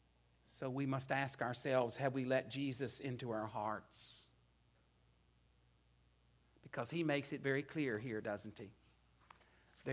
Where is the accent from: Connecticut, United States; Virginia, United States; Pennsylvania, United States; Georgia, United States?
Virginia, United States; Natural Bridge; moved away; I returned to the place where I grew up in Natural Bridge.